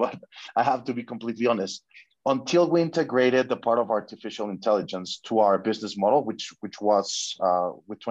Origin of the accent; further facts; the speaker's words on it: Mexico; I'm from Mexico.